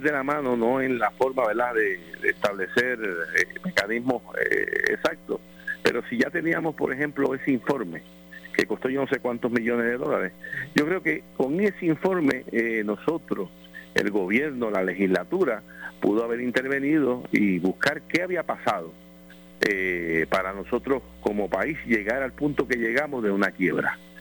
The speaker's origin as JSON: {"language": "Spanish", "country": "Puerto Rico", "said": "por nosotros como pueblo puertorriqueño"}